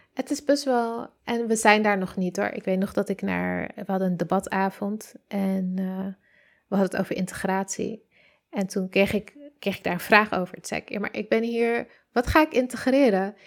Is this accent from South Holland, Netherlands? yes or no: no; Amsterdam, North Holland, Netherlands; ik ben, eh, geboren in Oost, getogen in de Pijp tot mijn zevende en daarna verhuisd naar Noord.